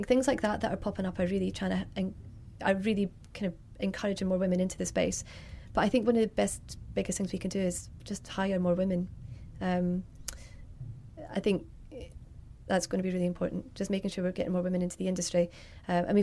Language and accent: English; Scotland, United Kingdom; moved away as an adult; also born or lived in London; I'm from Scotland originally. Then I moved down to London in 2005